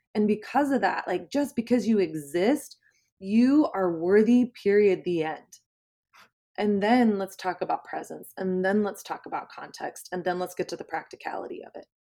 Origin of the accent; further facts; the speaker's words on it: the South, Southern United States, United States; moved away as an adult; now in New York City, United States; I grew up in Southern Christian culture